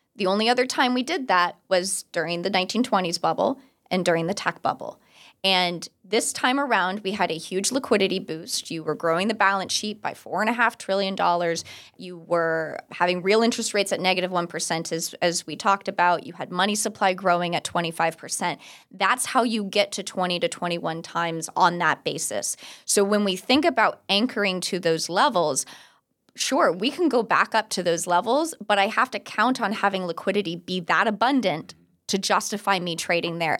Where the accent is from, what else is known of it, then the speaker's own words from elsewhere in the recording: Orlando, Florida, United States; I'm from Orlando, and there used to be a liquor store near my house